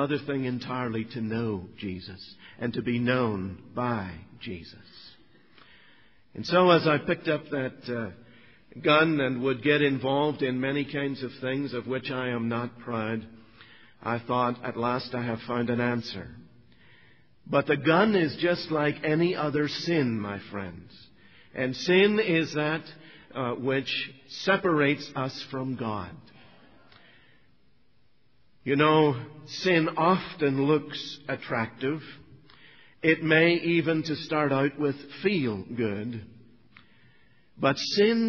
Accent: Northern Ireland, United Kingdom; I grew up in Northern Ireland.

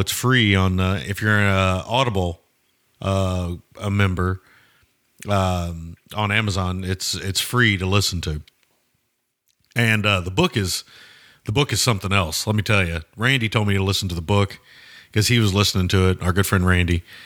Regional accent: the South, United States; as a Southerner

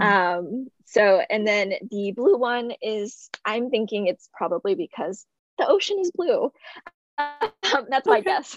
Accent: Texas, United States; I'm from Texas

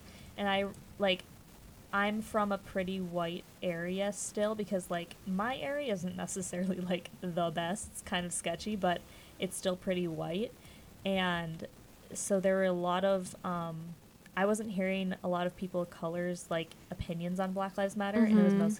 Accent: Twin Cities, Minnesota, United States; growing up in the Twin Cities

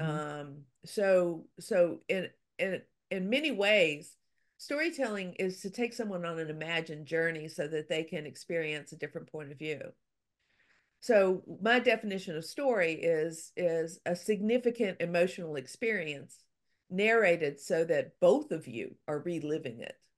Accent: Louisiana, United States; I'm from Louisiana

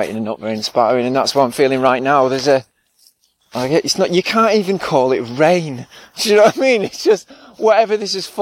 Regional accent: England, United Kingdom; We're English

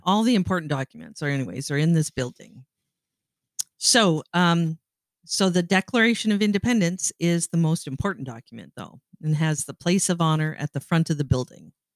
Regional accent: Canada; now in United States; I am Canadian.

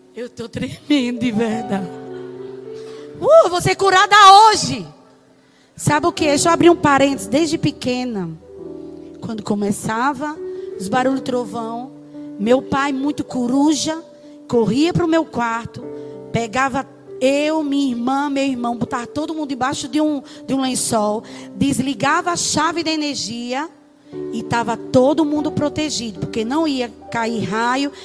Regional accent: Brazil; como brasileiros

